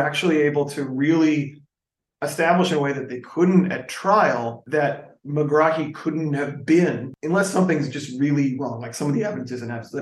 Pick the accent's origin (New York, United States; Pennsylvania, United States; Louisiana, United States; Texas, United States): Texas, United States; when I was a kid growing up in Texas, like out here